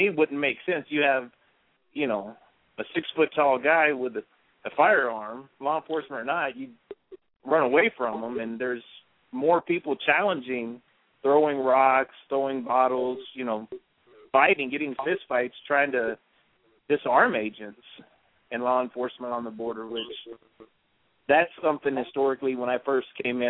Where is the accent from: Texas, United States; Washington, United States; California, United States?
Texas, United States; just as an American, as a Texan